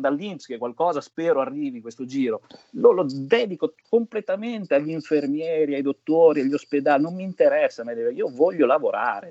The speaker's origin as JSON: {"language": "Italian", "region": "Emilia-Romagna", "country": "Italy", "said": "essendo romagnolo, bagni al mare, proloco che organizzavano."}